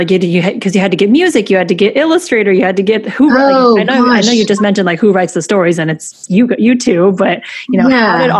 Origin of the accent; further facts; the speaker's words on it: Taiwan; I'm Taiwanese too.